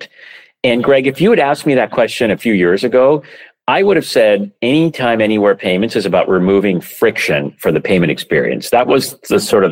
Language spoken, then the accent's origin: English; Vancouver, British Columbia, Canada; moved away; also born or lived in San Francisco; I grew up in Vancouver, Canada